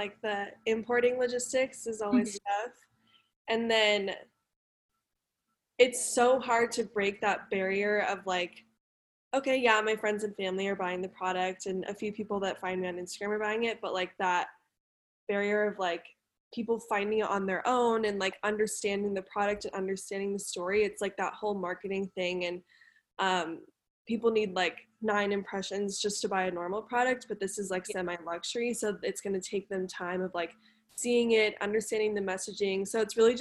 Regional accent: Denver, Colorado, United States; also born or lived in Mexico City, Mexico; I'm from Denver, and I was scouted when I was like 13 in a Walgreens

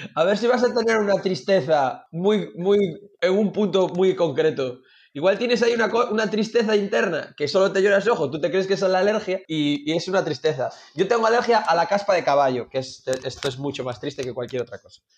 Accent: Galicia, Spain; aquí en Galicia

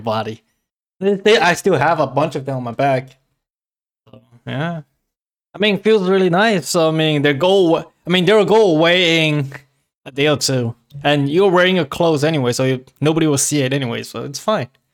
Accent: China; moved away; when I was back in China, my hometown, hometown cities, they're, like, my house doesn't have A C or heaters

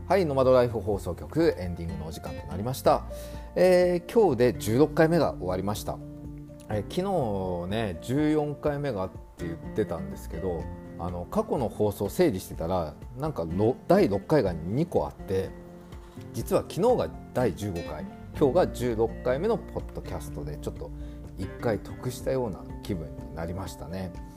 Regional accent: Sapporo, Hokkaido, Japan; now in Australia; 僕札幌出身なので

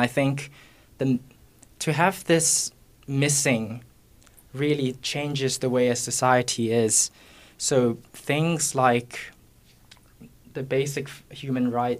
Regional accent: Singapore; Hi, I'm …, and I'm from Singapore.

